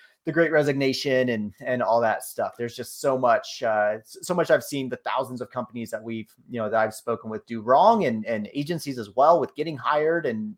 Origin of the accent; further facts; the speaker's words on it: East Coast, United States; also born or lived in Northeast; I grew up on the East Coast, and Hawaii is a long ways from the East Coast